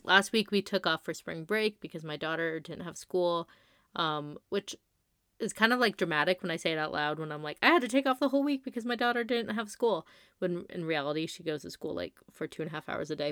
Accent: La Quinta, California, United States; I grew up in the Coachella Valley

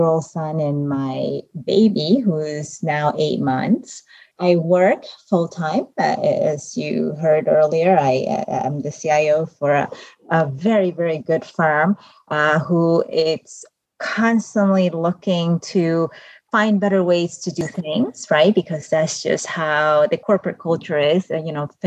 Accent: Venezuela; English is a second language; now in United States; I was born and raised in South America, specifically in Venezuela.

